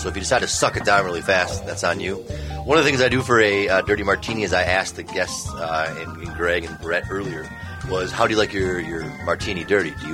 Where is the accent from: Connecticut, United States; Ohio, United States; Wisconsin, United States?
Wisconsin, United States; I'm from Wisconsin